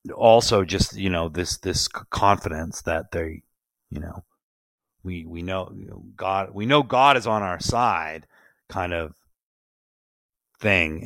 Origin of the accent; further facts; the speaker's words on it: Providence, Rhode Island, United States; I grew up in Providence, Rhode Island.